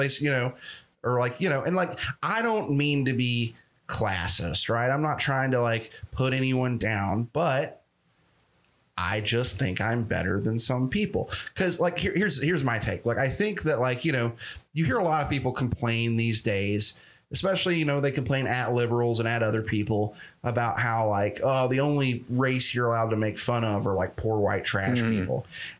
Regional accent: the South, United States; I grew up in the South.

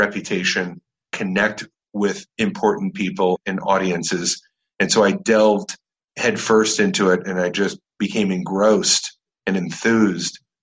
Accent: Orange County, California, United States; I grew up in Orange County, California

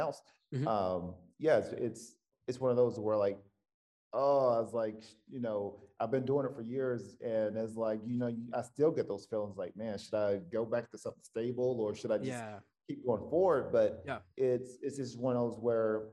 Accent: the South, United States; I'm coming from the South and I know it's very conservative.

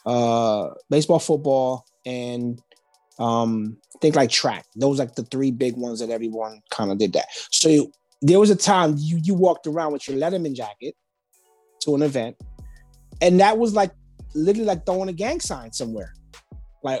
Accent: East Orange, New Jersey, United States; I grew up in East Orange, New Jersey, which is a small town in New Jersey

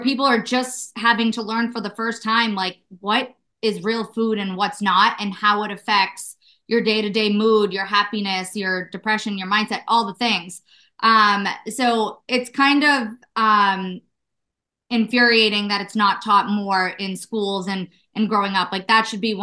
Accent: Malden, Massachusetts, United States; also born or lived in Salem, Massachusetts; I grew up in Malden, Massachusetts, right north of the city

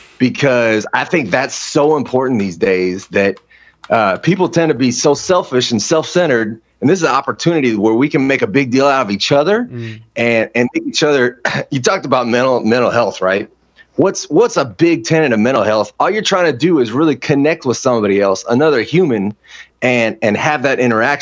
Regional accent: Hawaii, United States; So as a kid growing up in Hawaii, you experience a lot of racism there, right?

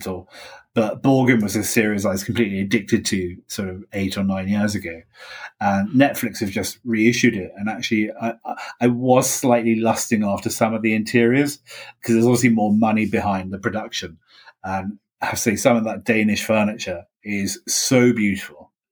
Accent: United Kingdom; also born or lived in Ireland; I'm British

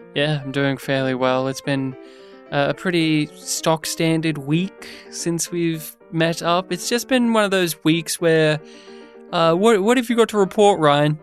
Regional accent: Australia; also born or lived in Melbourne, Australia; we're Australian

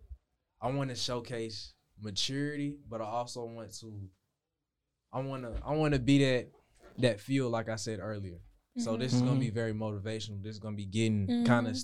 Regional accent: College Park, Georgia, United States; I'm from College Park, Atlanta.

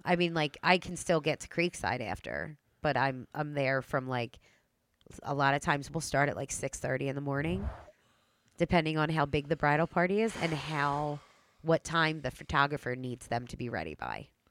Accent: Delaware County, Pennsylvania, United States; Delco girl.

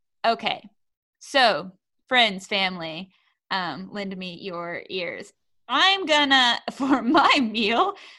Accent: United States; losing my shame for being an American

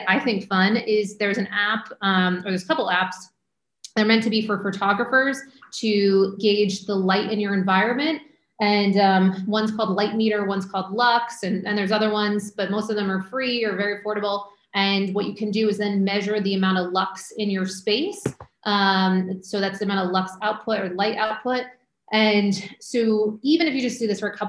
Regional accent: Maine, United States; moved away; also born or lived in Syracuse, New York / Manhattan, New York; I grew up in Maine, went to school in Syracuse, you know, very cold, snowy, lived in Manhattan for years

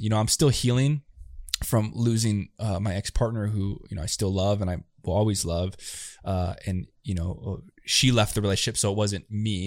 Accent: United States; first language English; also born or lived in Chile; I see my generation, especially where I grew up, it was like, you're American, you just speak English

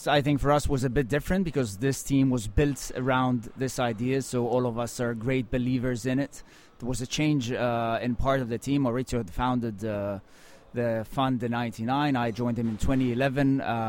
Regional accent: Tel Aviv, Tel Aviv District, Israel; I grew up in Tel Aviv in Israel, and this is where I spent, my first just under 30 years of life.

